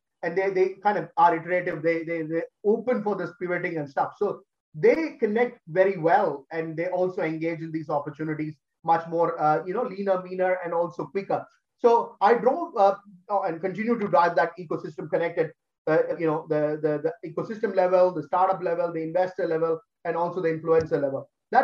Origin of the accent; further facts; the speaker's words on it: Australia; I'm an Australian, but Indian at heart.